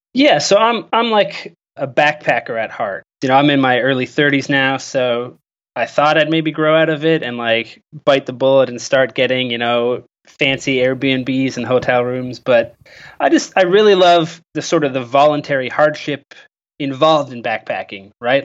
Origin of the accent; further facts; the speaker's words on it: Canada; I'm from Canada